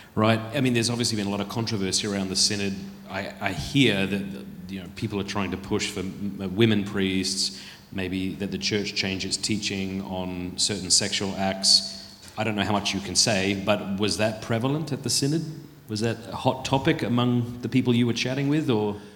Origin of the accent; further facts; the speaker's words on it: South Australia, Australia; moved away; also born or lived in Sydney; I was born in Ryde Hospital. And uh, my dad was in the Navy. We went back to South Australia, grew up there